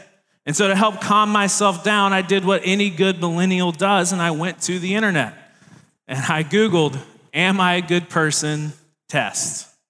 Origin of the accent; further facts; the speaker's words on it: Tennessee, United States; Tennessee, but that is where I grew up, and that is something that I love dearly, including the Vols.